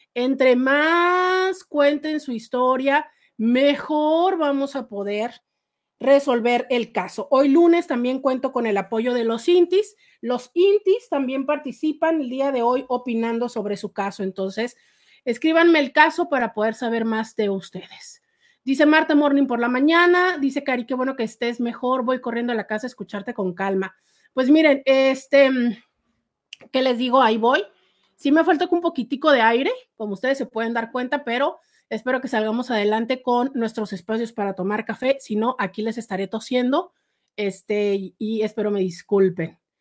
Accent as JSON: {"language": "Spanish", "country": "Mexico", "said": "No, soy de México, vivo en la ciudad de Tijuana, en la frontera norte con Estados Unidos"}